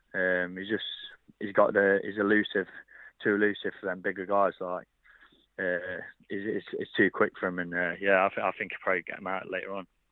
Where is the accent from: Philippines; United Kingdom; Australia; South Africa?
United Kingdom; Derby, East Midlands; obviously be in Derby, uh, this is my hometown